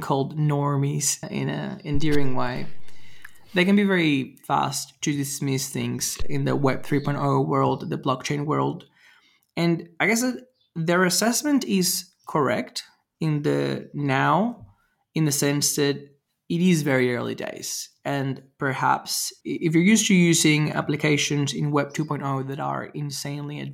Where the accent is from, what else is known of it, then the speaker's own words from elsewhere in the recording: Venezuela; I grew up in Venezuela